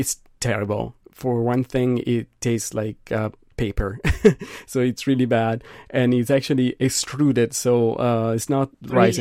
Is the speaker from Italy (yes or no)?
yes; Milan, Lombardy, Italy; I'm from Milan